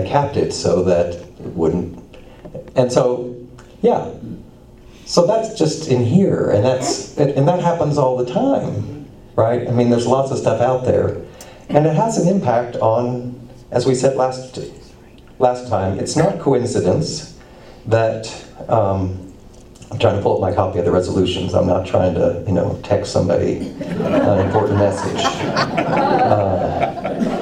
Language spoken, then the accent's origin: English; Indiana, United States; now in Johnson City, United States; When I was growing up in Indiana, I lived on a little farm.